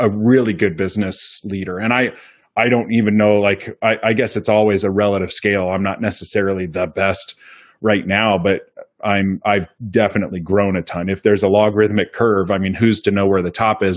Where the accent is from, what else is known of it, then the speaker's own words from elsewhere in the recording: Pleasant Hill, Iowa, United States; in Pleasant Hill, about a mile up the road from where I grew up